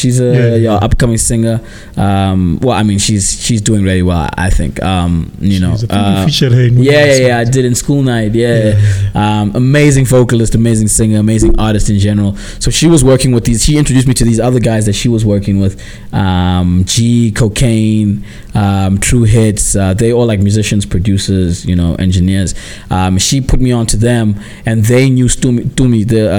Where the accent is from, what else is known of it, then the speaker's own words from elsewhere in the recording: Port Elizabeth, Eastern Cape, South Africa; also born or lived in Graaf-Reinet; I'm from Eastern Cape, Port Elizabeth, and a small town called Graaf-Reinet. Port Elizabeth is my birthplace. That's where I was born. That's my hometown. Graaf-Reinet is my home. That's like that's where my family's from.